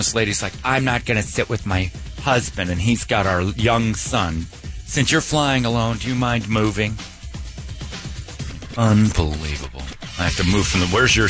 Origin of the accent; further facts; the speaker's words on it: Hoboken, New Jersey, United States; In Jersey, we ain't got those. They're called cactus. Yeah, we ain't got those in Jersey. I grew up in Hoboken.